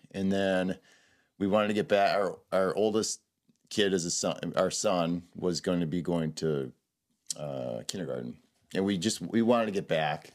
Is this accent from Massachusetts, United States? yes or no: no; Southeastern Wisconsin, United States; also born or lived in Madison, Wisconsin / La Crosse, Wisconsin / De Pere, Wisconsin / Denver, Colorado; now in Hayward, United States; I'm from Southeastern Wisconsin